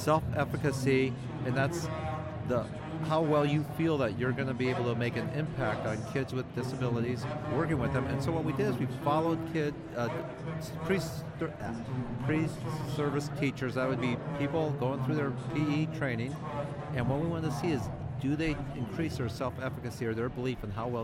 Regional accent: New York, United States; we're from New York

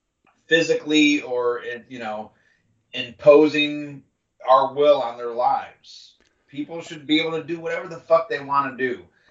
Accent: United States; I'm not ashamed that I'm American

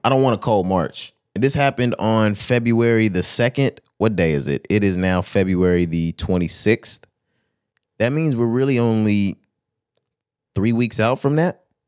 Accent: Texas, United States; I'm from Texas

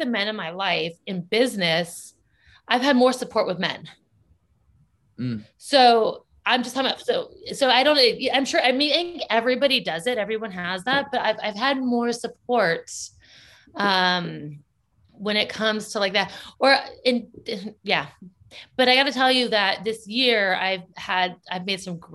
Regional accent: Orange County, Southern California, United States; moved away as an adult; now in San Francisco, United States; I'm from Southern California.

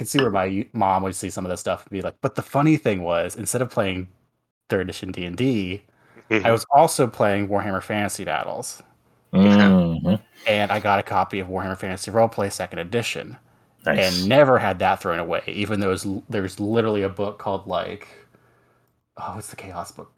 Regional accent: West Virginia, United States; I grew up in West Virginia

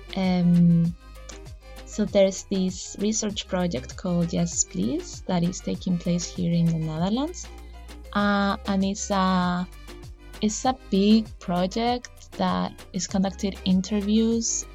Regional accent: Chile; moved away; I am from Chile, so I couldn't really go home

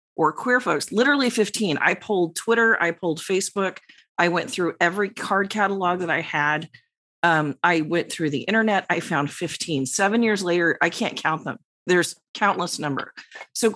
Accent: New York, United States; the New Yorker

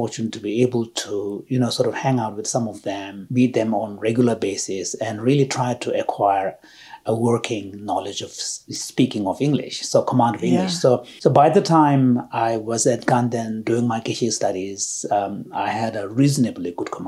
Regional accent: India; also born or lived in Tibet; I was born in Tibet just before my parents left in 1959. And then I was part of that first generation of children who grew up in India as, you know, refugee children

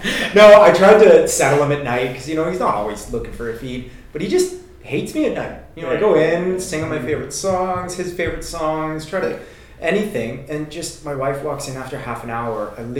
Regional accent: Canada; moved away as an adult; I came over from Canada, like I said, about 5 years ago to start my PhD.

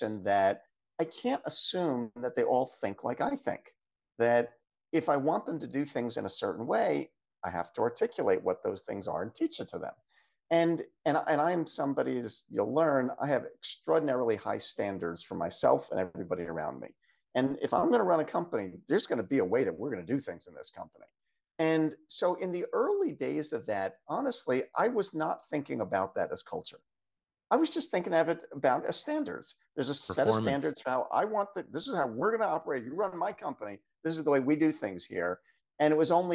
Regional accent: Philadelphia area, Southern New Jersey, United States; I'm come from the Philadelphia area, Southern New Jersey, specifically in the US

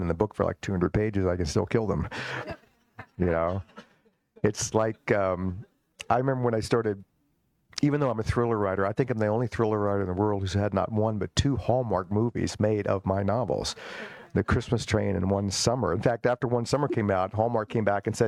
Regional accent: Richmond, Virginia, United States; I grew up in Richmond, Virginia, the old capital of the Confederacy

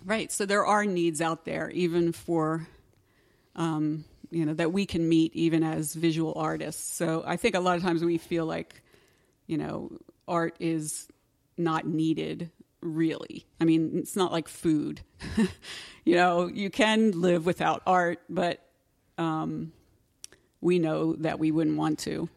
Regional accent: Pennsylvania, United States; I'm from Pennsylvania

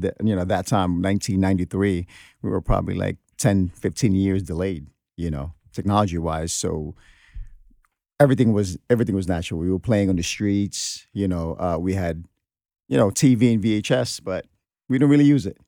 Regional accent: New York City, New York, United States; also born or lived in Philippines; I came here at the age of 13

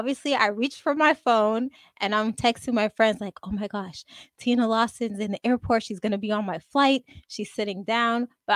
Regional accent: Montreal, Quebec, Canada; I'm from Montreal, Canada.

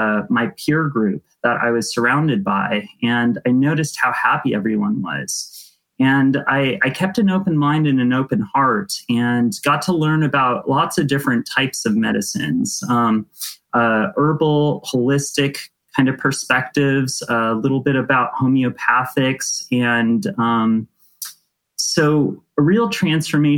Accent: Santa Clarita, California, United States; I grew up in Southern California in a suburb called Santa Clarita

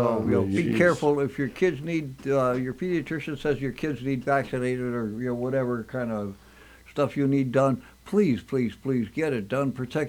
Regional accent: Scranton, Pennsylvania, United States; There used to be Miraculous Medal Novenas on Monday nights up in the Scranton area where I grew up in Greenridge.

